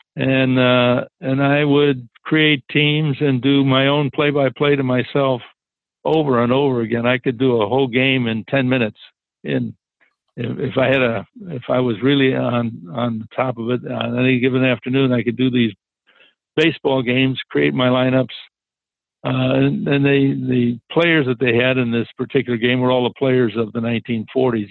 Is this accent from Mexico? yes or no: no; Chicago, Illinois, United States; growing up in Chicago back in, in that day